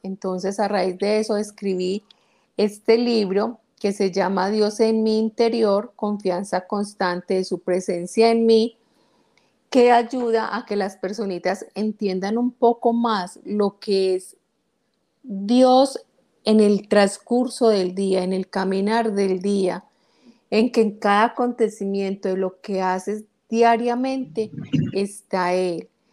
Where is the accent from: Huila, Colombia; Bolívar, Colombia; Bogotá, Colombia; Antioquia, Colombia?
Antioquia, Colombia; Guatapé; Guatapé, que es mi pueblo natal